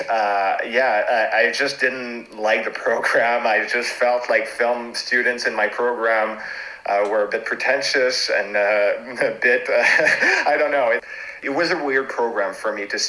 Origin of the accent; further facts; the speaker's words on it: Montreal, Quebec, Canada; first language French; English is a second language; also born or lived in Toronto; now in Montreal, Canada; I was born in Canada, in Montreal. My first language is French.